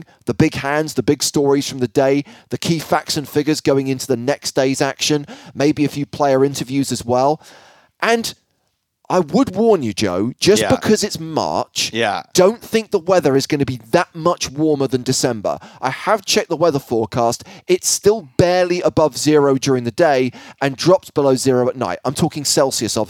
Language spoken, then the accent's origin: English; Ireland